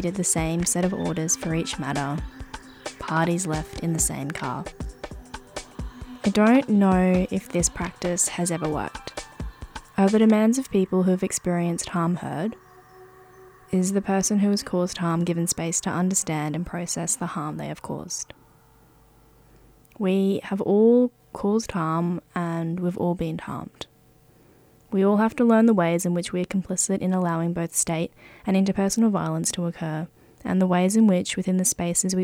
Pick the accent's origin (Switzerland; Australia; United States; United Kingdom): Australia; Brisbane, Queensland; moved away as an adult; now in Melbourne, Australia; I grew up in Sherwood, Brisbane, on Yuggera country, and I've lived and worked the majority of my life on Yuggera and Turrbal country